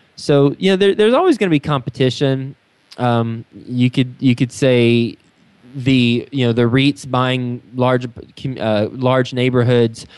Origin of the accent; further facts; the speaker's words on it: Texas, United States; moved away as an adult; also born or lived in New York City; now in Cincinnati, United States; i'm from Texas. I lived in New York City the last 10 years and now I've I've lived in Cincinnati for about 8 months